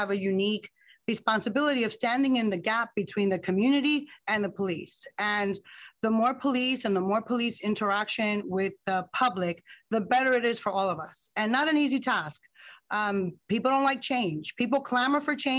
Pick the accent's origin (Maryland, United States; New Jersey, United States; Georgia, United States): New Jersey, United States; Newark; also born or lived in Bronx, New York; I was born in the Bronx, but raised in Newark